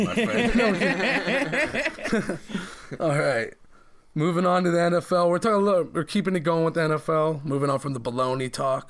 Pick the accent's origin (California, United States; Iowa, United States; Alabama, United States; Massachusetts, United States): California, United States; I'm from NorCal.